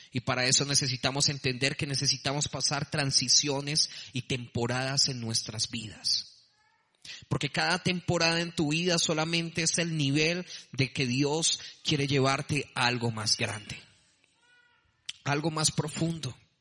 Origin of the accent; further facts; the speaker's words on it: Bogotá, Colombia; accent: rolo; moved away as an adult; now in Medellín, Colombia; Soy de Bogotá, soy también rolo